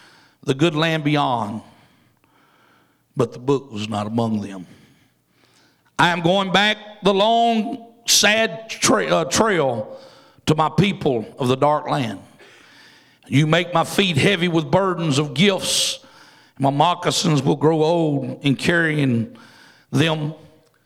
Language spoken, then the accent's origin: English; Louisiana, United States; I'm from Louisiana, and it's almost like going down South Louisiana and listening to all them Cajuns talk. I don't understand that one either. And I was born in Louisiana